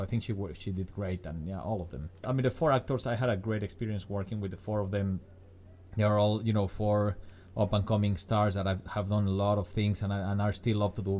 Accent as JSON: {"language": "English", "region": "Mexico City", "country": "Mexico", "said": "I am from Mexico City."}